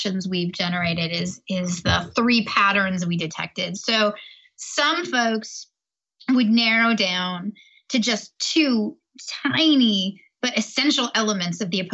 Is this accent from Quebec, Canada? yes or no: no; Toronto, Ontario, Canada; I'm Canadian from Toronto